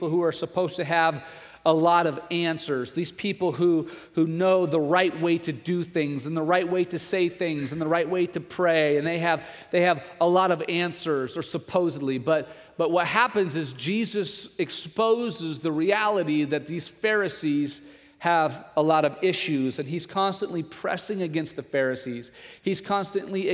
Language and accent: English; Nebraska, United States; that's what it's like growing up in Nebraska. That's what it means to be a Nebraskan.